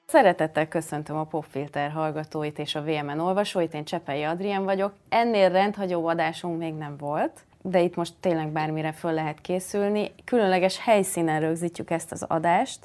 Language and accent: Hungarian; Szakmár, Bács-Kiskun, Hungary; én szakmárból származom